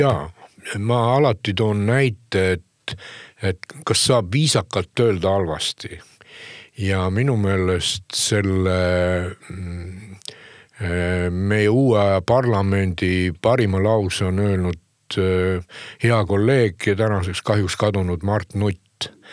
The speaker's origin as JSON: {"language": "Estonian", "area": "Hiiumaa", "region": "Hiiu County", "country": "Estonia", "said": "ma olen Hiiumaalt ka ikkagi, kus ei teietata"}